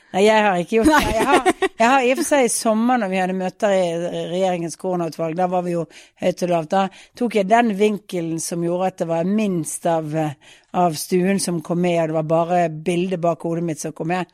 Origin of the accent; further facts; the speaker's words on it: Bergen, Vestland, Norway; moved away as an adult; now in Oslo, Norway; som bergensere